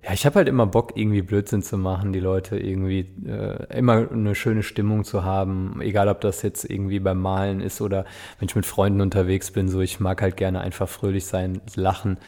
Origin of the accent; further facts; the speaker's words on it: Westerwald, near Altenkirchen, Rhineland-Palatinate, Germany; Ich bin aufgewachsen im Westerwald, also bei Altenkirchen, da unten die Kante. Das ist so nördlichster Zipfel rein, in Rheinland-Pfalz.